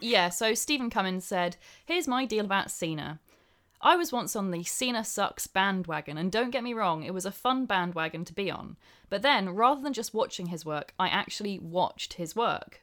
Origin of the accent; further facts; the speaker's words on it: England, United Kingdom; I'm English